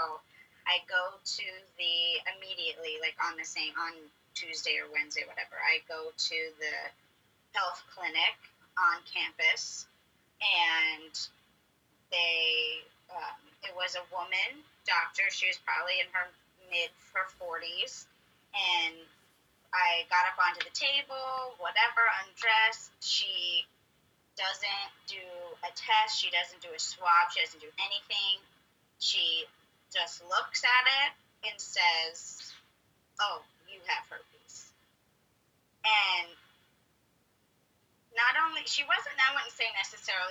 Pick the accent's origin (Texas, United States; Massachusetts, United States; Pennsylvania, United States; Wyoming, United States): Pennsylvania, United States; Pittsburgh; now in San Diego, United States; I am originally from Pittsburgh, Pennsylvania, but I am lucky enough to call San Diego, California my home now